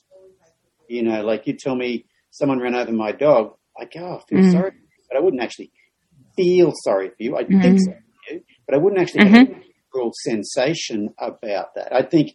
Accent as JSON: {"language": "English", "country": "Australia", "tie": "born or raised there", "moved": "yes", "said": "a male growing up in Australia"}